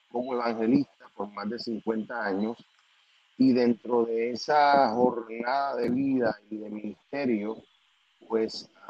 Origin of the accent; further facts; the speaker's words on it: Puerto Rico; al ser de Puerto Rico